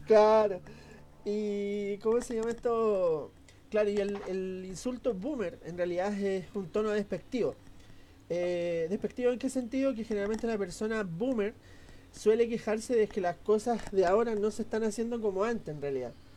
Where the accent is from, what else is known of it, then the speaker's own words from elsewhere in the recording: Valparaíso, Chile; somos de Valparaíso